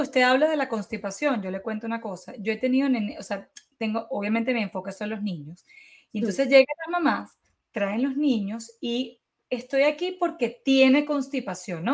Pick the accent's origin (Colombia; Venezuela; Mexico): Venezuela; moved away; como buena venezolana